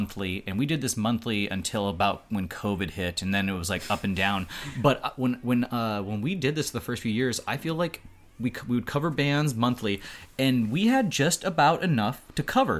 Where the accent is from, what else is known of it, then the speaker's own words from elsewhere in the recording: North Dakota, United States; I'm from North Dakota